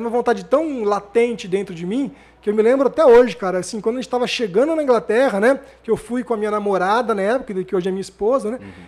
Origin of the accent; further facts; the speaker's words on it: São José do Rio Preto, São Paulo, Brazil; eu nasci aqui em Rio, Rio Preto, Preto, 27 de junho de 78, tô revelando a minha idade